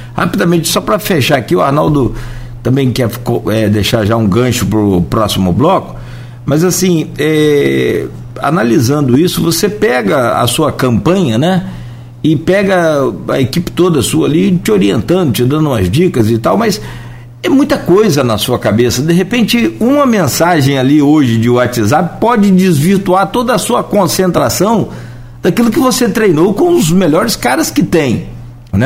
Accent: Italva, Rio de Janeiro, Brazil; moved away; na cidade de Italva, minha cidade natal. É, tem minha família lá até hoje

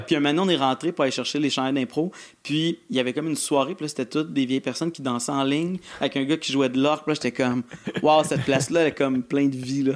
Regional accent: Granby, Quebec, Canada; born or raised there

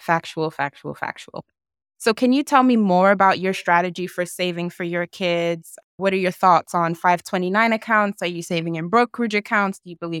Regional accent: Nigeria; I'm Nigerian as well.

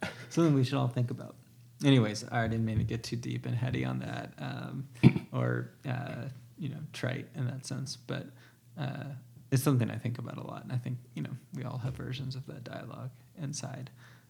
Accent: Southern United States, United States; it's like I'm from the South and you're from the Northeast.

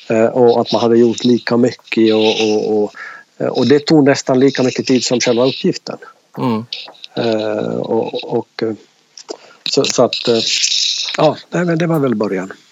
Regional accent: Finland; now in Jönköping, Sweden; Absolut, det går inte att dölja eh, på en podd i alla fall.

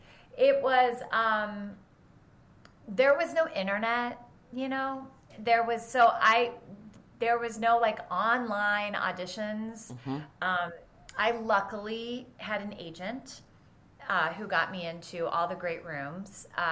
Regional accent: Cincinnati, Ohio, United States; moved away as an adult; now in New York City, United States; I'm from Cincinnati, Ohio.

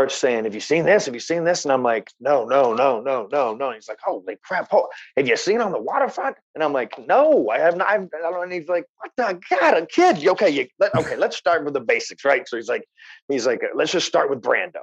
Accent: Alabama, United States; moved away as an adult; now in Los Angeles, United States; I'm from Alabama, so there's not a lot of opportunities to see old films

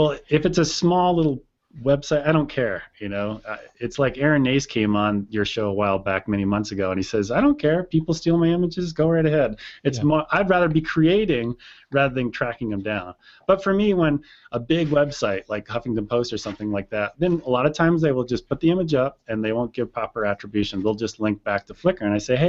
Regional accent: East Coast, United States; I grew up on the East Coast. I know who Crazy Eddie is.

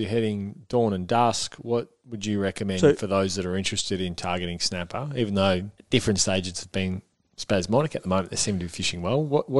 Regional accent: Aireys Inlet, Victoria, Australia; Aries Inlet, my hometown

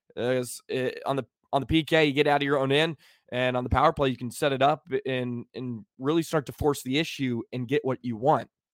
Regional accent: Richardson, Texas, United States; moved away as an adult; now in Wisconsin, United States; I am from D F W. I was born and raised in Richardson, Texas

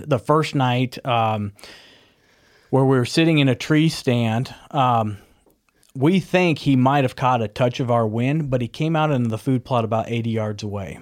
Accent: Nebraska, United States; growing up in Nebraska

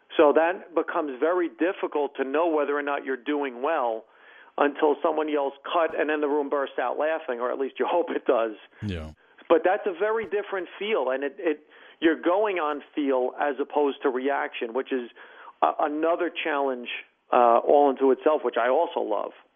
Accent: Hackensack, New Jersey, United States; also born or lived in Bergenfield / Paramus; my first four years, I grew up in Bergenfield. Then we moved to Hackensack. And by the time we were in seventh grade, I moved to Paramus

